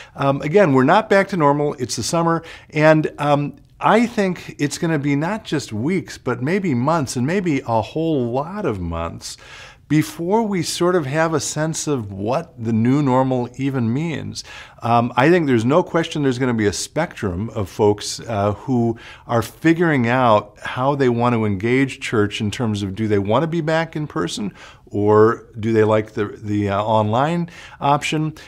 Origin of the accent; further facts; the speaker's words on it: Chicago, Illinois, United States; now in Minnesota, United States; I grew up outside of Chicago